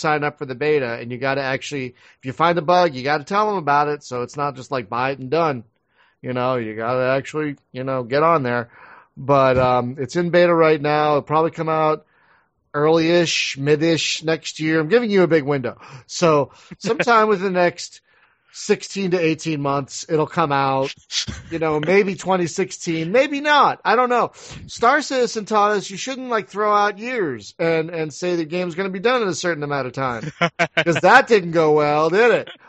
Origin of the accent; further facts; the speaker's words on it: Philadelphia, Pennsylvania, United States; I'm from Philadelphia